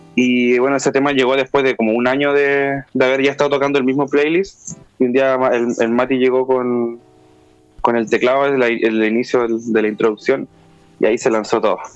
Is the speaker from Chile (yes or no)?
yes; Punta Arenas, Magallanes and Chilean Antarctica, Chile; Yo crecí en Punta Arenas, que es una región que está cerca de, bueno, en la, Patagonia